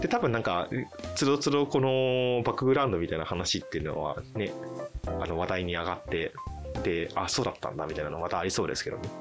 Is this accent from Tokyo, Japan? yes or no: no; Fukuoka, Japan; moved away as an adult; 福岡ですね九州の方の出身ですとで、生まれて、就職するまで24か5ぐらいまではずっと福岡に住んでました